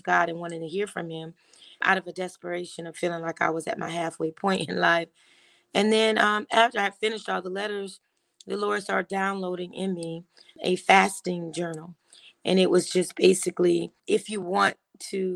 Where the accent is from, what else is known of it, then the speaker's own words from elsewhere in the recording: Miami, Florida, United States; moved away as an adult; also born or lived in New York; now in Douglasville, United States; I was born and raised in Miami